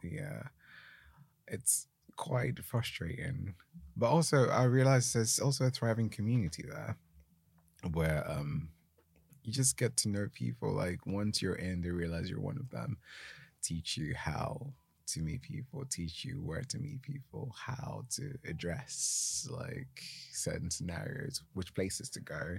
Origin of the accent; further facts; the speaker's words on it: Ghana; first language Twi; English is a second language; now in United Kingdom; growing up in Ghana, we learned English in school